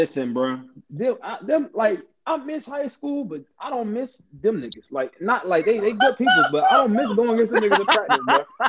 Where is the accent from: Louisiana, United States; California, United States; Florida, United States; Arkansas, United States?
Florida, United States; Tampa; I'm from Tampa